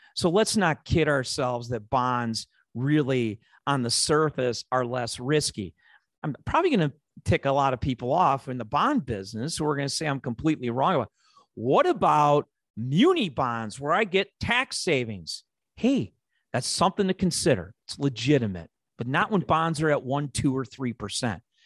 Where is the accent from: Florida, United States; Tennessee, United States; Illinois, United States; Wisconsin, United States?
Illinois, United States; Chicago; accent: Chicago; my Chicago accent